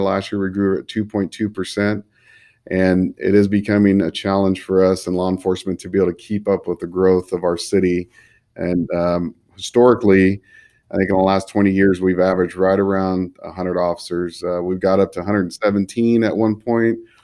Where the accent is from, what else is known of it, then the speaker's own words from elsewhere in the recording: Fresno, California, United States; I'm born and raised in the Central Valley here in Fresno